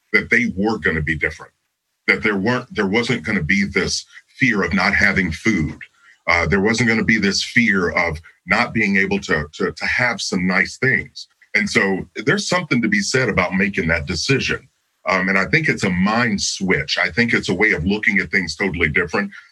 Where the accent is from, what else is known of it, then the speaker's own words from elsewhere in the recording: Kentucky, United States; I grew up in Kentucky, so there are fields everywhere